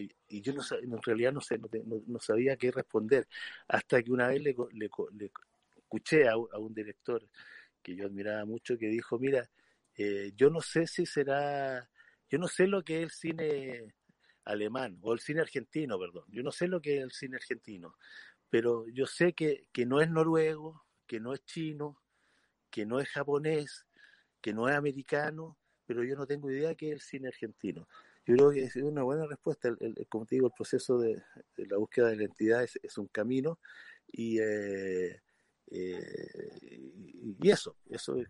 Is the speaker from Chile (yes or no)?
yes; Chile; moved away as an adult; muchos de los cineastas tuvimos que salir fuera de Chile, actores, eh, y después cuando yo volví a Chile